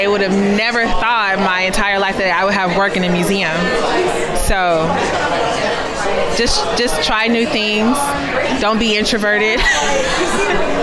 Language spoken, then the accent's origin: English; Houston, Texas, United States; moved away as an adult; now in Oakland, United States; I was born in Houston.